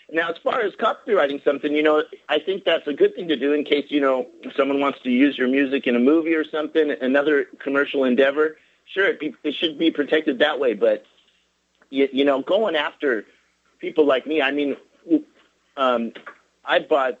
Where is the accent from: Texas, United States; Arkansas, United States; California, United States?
California, United States; now in South Korea; Hi, guys. … I'm from California, I'm from California, but I live in Korea where I teach English.